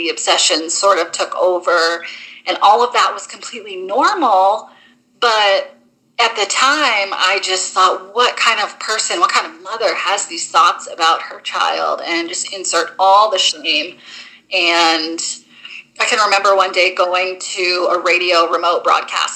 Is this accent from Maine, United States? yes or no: yes; Maine, United States; moved away; I'm from Maine originally